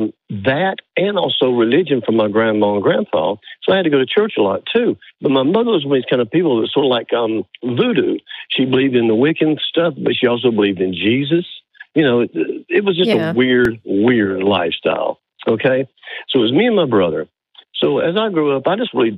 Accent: Birmingham, Alabama, United States; I'm in Northwest Alabama, but I grew up in Birmingham

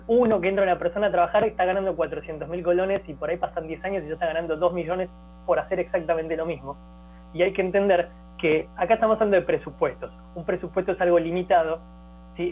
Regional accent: Argentina; now in Costa Rica; yo hablo muy así porque también soy argentino

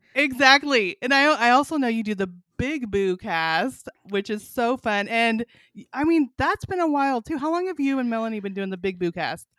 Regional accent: Northern California, United States; moved away as an adult; also born or lived in Montana; now in Arkansas, United States; I grew up in Northern California

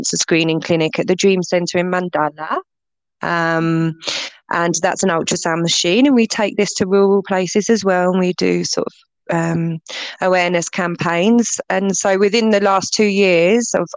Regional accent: England, United Kingdom; moved away as an adult; also born or lived in Barbados; now in Malawi; I grew up in England, between England and Barbados

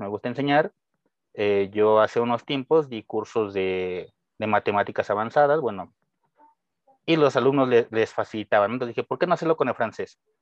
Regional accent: Mexico; first language Spanish; soy mexicano. Obviamente mi lengua materna es el español

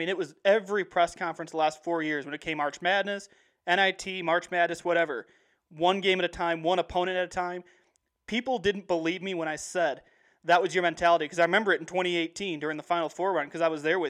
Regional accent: central Illinois, United States; I live in central Illinois. So to give you an idea, if you don't know where my hometown is, I'm about 45 minutes north of Illinois State.

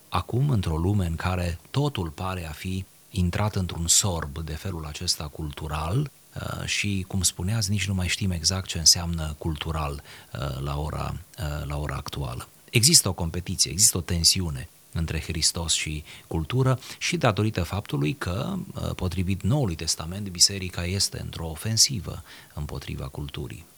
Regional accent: Romania; suntem români

